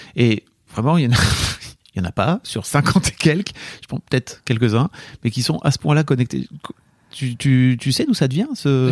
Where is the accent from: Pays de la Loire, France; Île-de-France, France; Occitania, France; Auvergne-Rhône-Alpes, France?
Occitania, France; Nîmes; je viens de Nîmes